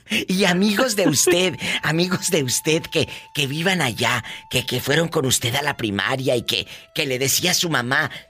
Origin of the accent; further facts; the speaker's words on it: Lázaro Cárdenas, Michoacán, Mexico; now in Sioux Falls, United States; Yo nací en Michoacán.